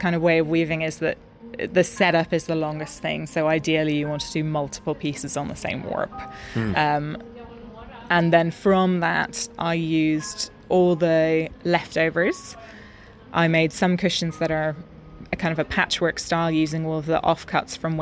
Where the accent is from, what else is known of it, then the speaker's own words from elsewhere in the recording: Ireland; moved away as an adult; now in Stockholm, Sweden; British Bay Beach, which is where I grew up